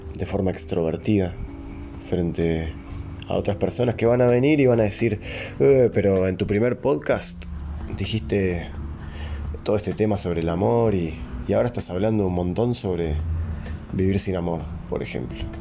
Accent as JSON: {"language": "Spanish", "country": "Uruguay", "said": "Yo soy de Uruguay, un país chico, en América"}